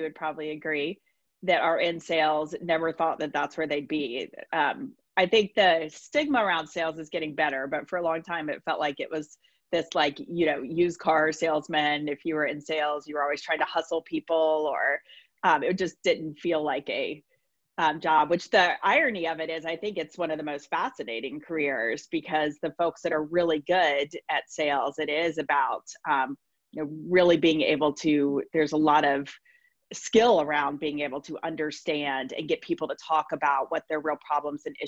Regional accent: Raleigh, North Carolina, United States; moved away as an adult; also born or lived in Atlanta, Georgia / Chapel Hill, North Carolina; now in Bay Area, United States; So Raleigh is my home

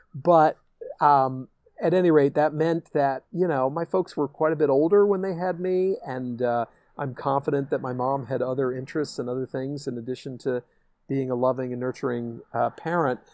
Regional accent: Darien, Connecticut, United States; growing up in Darien, Connecticut

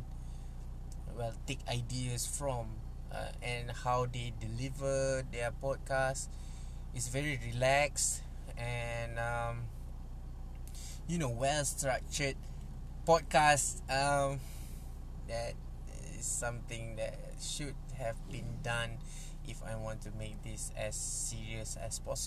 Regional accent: Malaysia; English is a second language; I'm not a native speaker. I'm from Malaysia. I speak Malay all the time

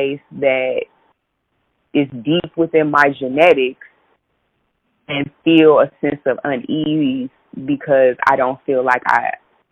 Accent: United States; I'm as American as apple pie.

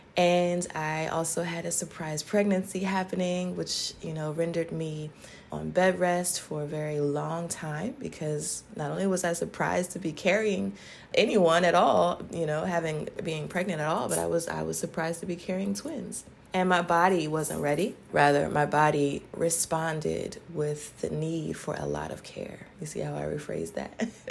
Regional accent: Charlottesville, Virginia, United States; my hometown of Charlottesville, Virginia

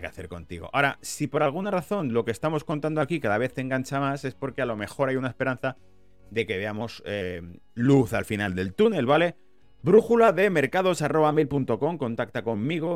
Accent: Spain; now in United Kingdom; como español viviendo en la pérfida Albion

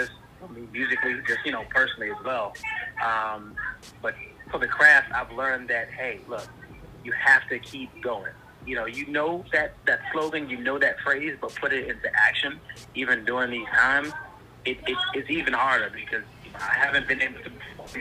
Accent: Washington, District of Columbia, United States; I'm from DC, born and raised, been there for forever.

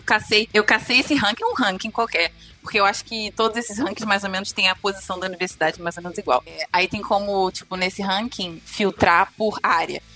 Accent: Rio de Janeiro, Brazil; moved away as an adult; also born or lived in Viçosa; now in Norway; eu sou do Rio

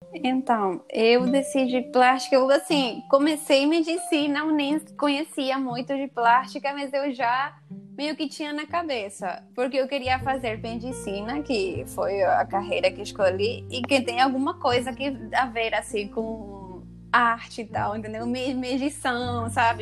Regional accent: Paraguay; Portuguese is a second language; moved away as an adult; now in Rio de Janeiro, Brazil; eu sou do Paraguai, vim para aqui, para o Rio, para fazer a residência.

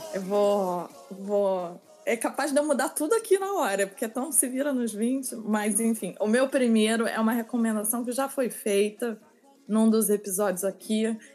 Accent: Rio de Janeiro, Brazil; moved away; Eu, eu, eu cresci na Zona Sul

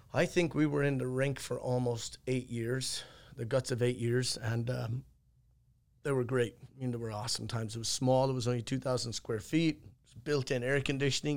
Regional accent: Ireland; moved away as an adult; now in United States; I'm from Ireland, obviously, and I left there when I was eighteen and I came to the States

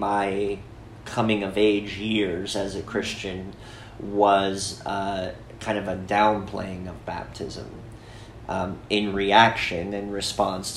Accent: Sandpoint, Idaho, United States; growing up in Sandpoint was the shadow cast by the biggest church in town

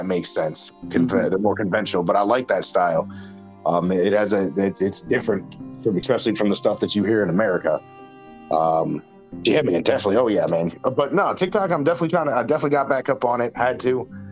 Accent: New England, United States; I'm from New England, so I can do the accent.

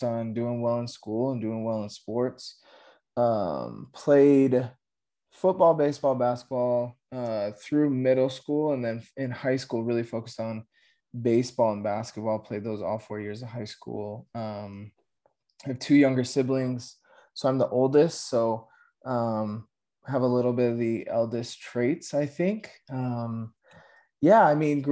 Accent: Aurora, Colorado, United States; Grew up, born and raised in Aurora, Colorado

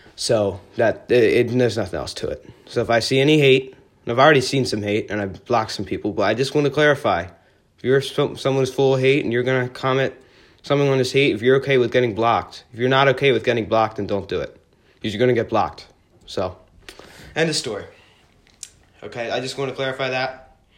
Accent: Philadelphia, Pennsylvania, United States; I'm from Philly

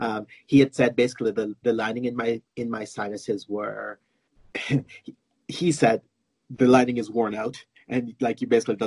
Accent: Jamaica; moved away as an adult; also born or lived in United States / Florida; now in Calgary, Canada; I live in Calgary, Alberta, but I was born in Jamaica in the Caribbean

